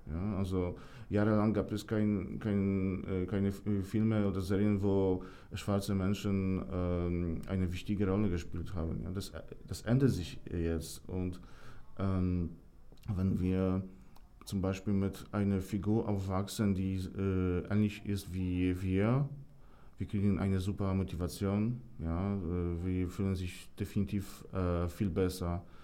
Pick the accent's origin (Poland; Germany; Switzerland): Poland; German is a second language; Und da gab es wirklich viele schlechte Informationen ähm, aus meiner Heimat.